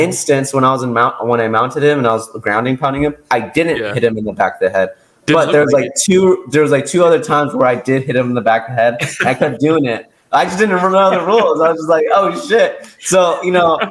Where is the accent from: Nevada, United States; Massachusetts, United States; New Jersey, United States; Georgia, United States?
Nevada, United States; Las Vegas; I just ended up at a really high level gym growing up in Las Vegas